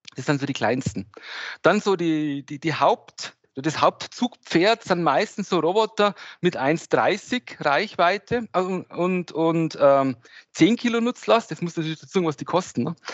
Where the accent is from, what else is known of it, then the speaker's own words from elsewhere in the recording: Regensburg, Bavaria, Germany; ich komme hier aus Regensburg